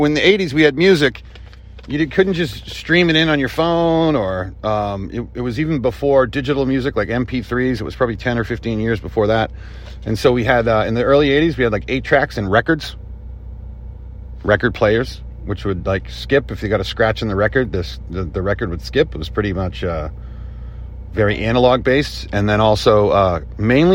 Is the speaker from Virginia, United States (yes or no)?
no; Boston, Massachusetts, United States; where I grew up in South Boston